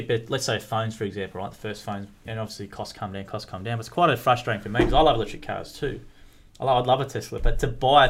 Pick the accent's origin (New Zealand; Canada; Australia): Australia; Warrnambool, Victoria; I grew up in Warrnambool, which is a country town